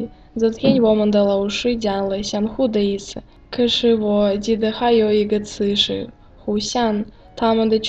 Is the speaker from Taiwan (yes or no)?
no; Russia; Chinese is a second language; moved away; 我是来自俄罗斯的叶卡。